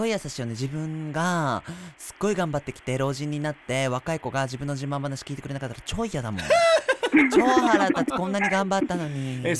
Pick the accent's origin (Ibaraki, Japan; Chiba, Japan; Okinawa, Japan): Okinawa, Japan; moved away; 多分自分は40代のどこかで多分沖縄に帰るんで